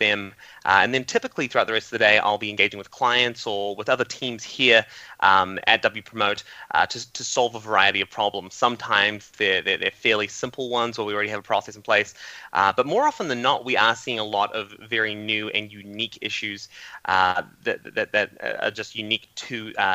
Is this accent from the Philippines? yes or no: no; New Zealand; I grew up in New Zealand, and New Zealand's very small, and we're very isolated from the rest of the world.